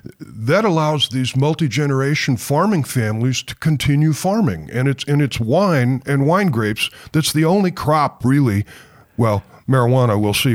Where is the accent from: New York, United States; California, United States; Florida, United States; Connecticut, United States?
California, United States; Sunnyvale; also born or lived in Seattle, Washington; Well, other than having been born in Seattle and lived around there for 6 years, essentially, my family relocated to Sunnyvale, which is now Silicon Valley, in 1958